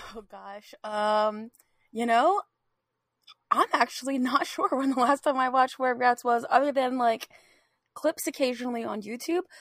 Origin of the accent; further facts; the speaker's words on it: Philadelphia, Pennsylvania, United States; now in Austin, United States; I now live in the Austin area, but I'm originally from the Philida-, Philadelphia area